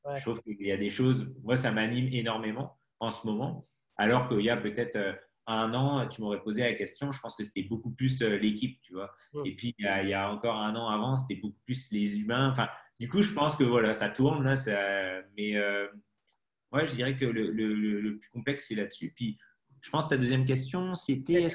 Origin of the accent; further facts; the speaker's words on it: Brittany, France; moved away as an adult; also born or lived in Paris; Je suis breton, donc je suis pas du tout de citadin de base